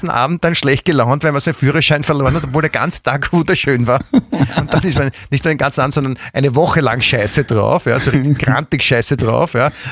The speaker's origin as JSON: {"language": "German", "town": "Klosterneuburg", "region": "Lower Austria", "country": "Austria", "tie": "born or raised there", "said": "Ich, ich bin ja, ich bin ja äh, in, in Klosterneuburg groß geworden."}